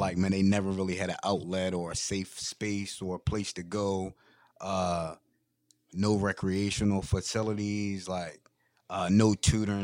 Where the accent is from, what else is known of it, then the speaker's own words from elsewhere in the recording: Federalsburg, Maryland, United States; I'm from Fedelsburg, Maryland